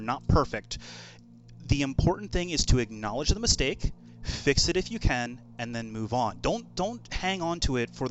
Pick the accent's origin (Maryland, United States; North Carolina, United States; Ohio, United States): Maryland, United States; my home state of Maryland